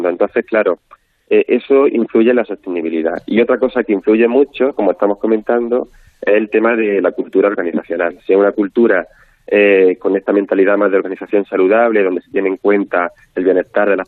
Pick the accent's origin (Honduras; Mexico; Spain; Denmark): Spain; Galicia; yo siempre, Belén, como buena gallega, siempre digo